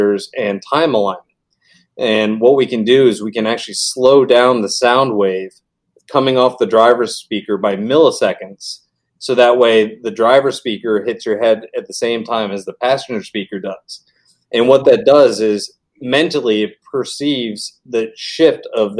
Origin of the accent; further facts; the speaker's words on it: Bonita Springs, Florida, United States; also born or lived in Rhode Island / Orlando, Florida / Arizona; We moved to Bonita in 92